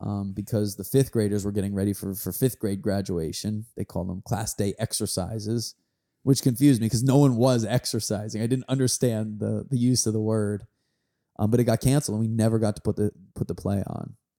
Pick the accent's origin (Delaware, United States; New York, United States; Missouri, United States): New York, United States; I grew up right outside New York in the nineties